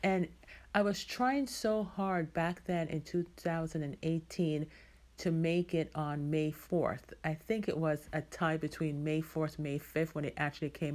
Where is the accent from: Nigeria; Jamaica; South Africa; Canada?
Jamaica; now in United States; I am Jamaican, you know, born and raised there, even though I've lived in the States for many, many, many, many years.